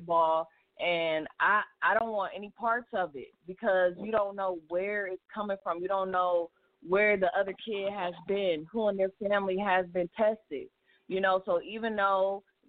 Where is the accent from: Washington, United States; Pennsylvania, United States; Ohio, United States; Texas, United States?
Ohio, United States; Cleveland; born and raised in Cleveland